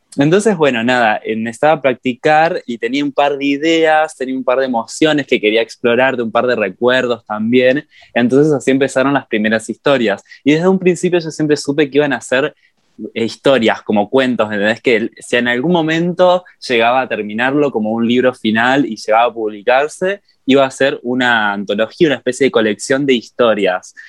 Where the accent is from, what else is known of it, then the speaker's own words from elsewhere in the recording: Entre Ríos, Argentina; moved away as an adult; now in Córdoba, Argentina; yo cuando me mudé acá a Córdoba, yo soy de Entre Ríos, cuando me mudé a Córdoba